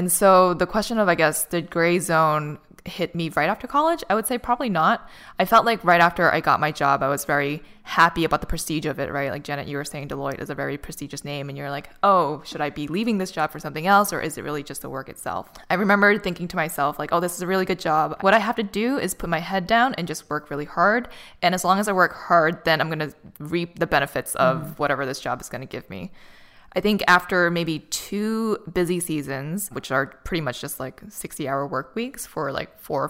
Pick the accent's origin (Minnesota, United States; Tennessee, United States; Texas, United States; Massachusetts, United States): Massachusetts, United States; Boston; moved away as an adult; now in Los Angeles, United States; when I was in Boston, which is my hometown, it was very complacent. Like everything was just super stable. I was living at home still